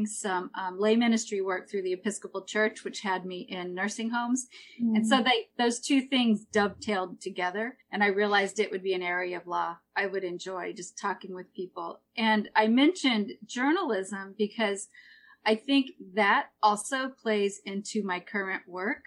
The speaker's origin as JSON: {"language": "English", "region": "Missouri", "country": "United States", "tie": "born or raised there", "moved": "as an adult", "lives_now": "Peaks Island, United States", "said": "I grew up in Missouri, right in the middle of this great country"}